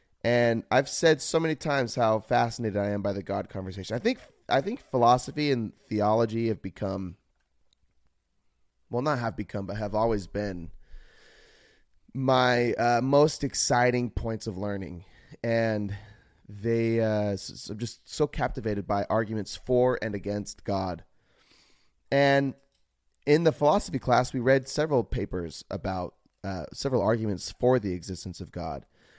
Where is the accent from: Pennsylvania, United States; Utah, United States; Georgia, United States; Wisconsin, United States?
Utah, United States; I grew up in Utah, in the U.S. of A., and was raised a Mormon, and Christianity is the only religion that is within my family.